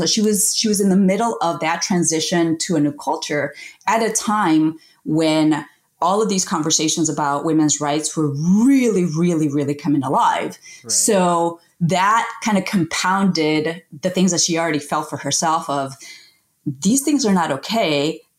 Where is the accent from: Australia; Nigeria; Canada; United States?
United States; born there; I am the first person in my family to be born in the United States. So I'm like the first generation American. My family is originally from Colombia